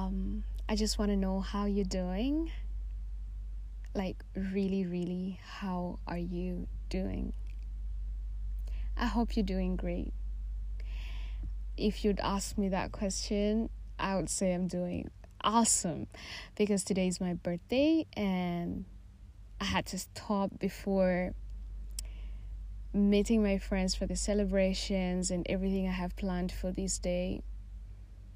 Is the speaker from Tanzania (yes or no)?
yes; Tanzania; moved away as an adult; I am Tanzanian. I was born and raised in Tanzania